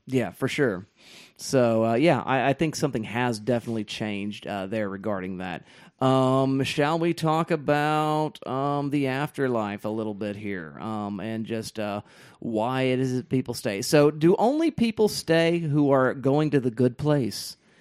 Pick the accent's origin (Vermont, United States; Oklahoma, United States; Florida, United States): Oklahoma, United States; Southwest; I grew up in Southwest Oklahoma.